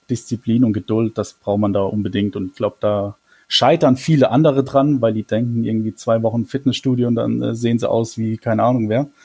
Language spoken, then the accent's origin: German; Mannheim, Baden-Württemberg, Germany; now in Brühl, Germany; ich komme aus Mannheim gebürtig, ich bin auch in einem, in einem Stadtteil von Mannheim groß geworden